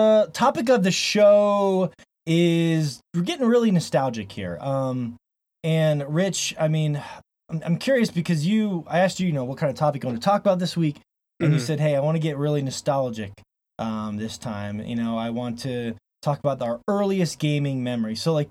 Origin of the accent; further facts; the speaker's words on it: Montana, United States; By the way … here from Montana. Blue skies of Montana.